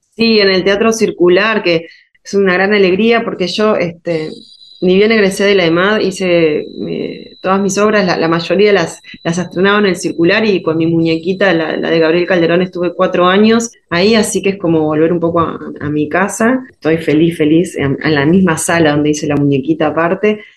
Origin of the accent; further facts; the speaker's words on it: Uruguay; moved away as an adult; now in Buenos Aires, Argentina; yo vivo acá en Argentina, este, soy uruguaya, pero ya hace 14 años que vivo acá